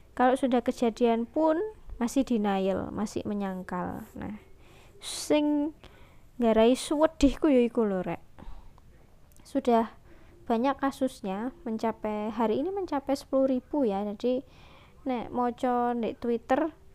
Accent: Surabaya, East Java, Indonesia; Asli saya Surabaya. Sebenarnya saya nggak lahir di Surabaya sih, cuman numpang besar aja di Surabaya. Sejak umur empat tahun saya, eh, tiga tahun saya berada di Surabaya.

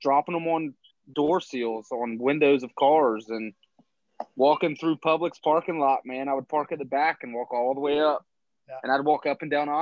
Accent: Charleston, South Carolina, United States; born or raised there; moved away as an adult; also born or lived in Ohio; now in Seminole, United States

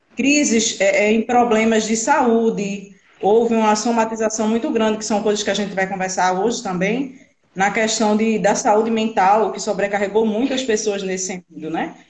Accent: Brazil; Sou daqui de Tapsoma, todo mundo me conhece.

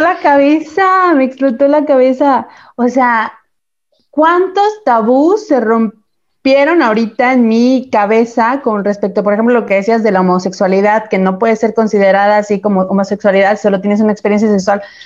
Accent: Chiapas, Mexico; moved away; eso sigue pasando en Chiapas hoy en día, de donde soy yo

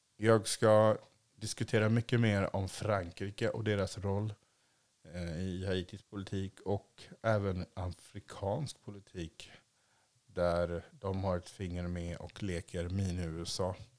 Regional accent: Sweden; also born or lived in Asia; jag är ju svensk

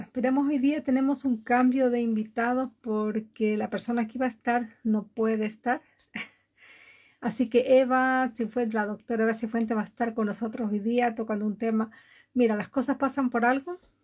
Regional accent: Ecuador; now in Norway; yo soy de Ecuador, nacida en Ecuador, vivo hace muchísimos años en Noruega

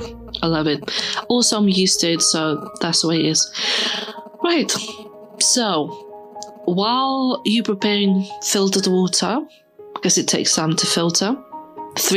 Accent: Lithuania; I'm from Lithuania. You know, when I was growing up, we're fairly poor

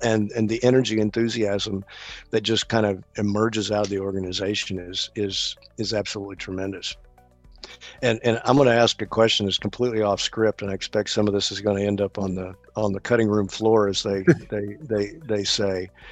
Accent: American South, United States; as an American Southerner, I like hmm. my collards

